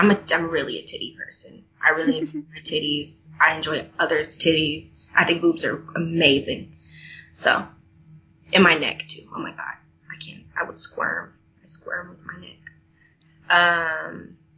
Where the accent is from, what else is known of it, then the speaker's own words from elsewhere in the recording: Texas, United States; moved away; In my hometown, actually, I was the president of student council, and I remember begging, going before the school board and begging them to have a safe sex fact week, because we had the highest rate of, I believe it was chlamydia or syphilis, in the state of Texas